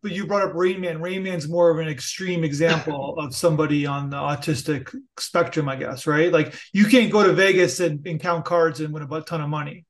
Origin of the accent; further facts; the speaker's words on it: Niagara Falls, Ontario, Canada; now in Toronto, Canada; I'm from Niagara Falls and ah. live, live in Toronto